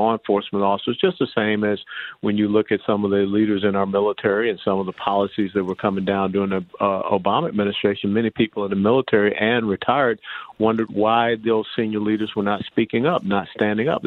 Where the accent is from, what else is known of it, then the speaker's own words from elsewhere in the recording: Atlanta, Georgia, United States; I was born and raised in Atlanta